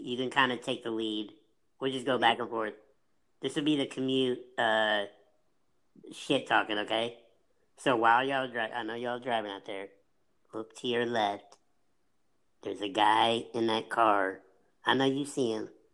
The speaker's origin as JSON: {"language": "English", "region": "Illinois", "country": "United States", "said": "I said, Illinois, technically."}